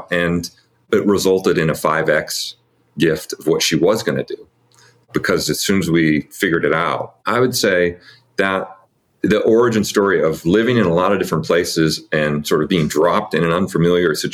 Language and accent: English; California, United States; I grew up here in California, really in an itinerant family, basically. I was raised by a couple of different stepdads, and both of them had this wanderlust of not wanting to be anywhere very long